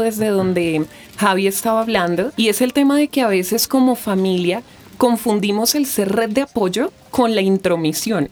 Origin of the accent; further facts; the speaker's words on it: Bogotá, Colombia; yo soy nacida aquí en Bogotá, Colombia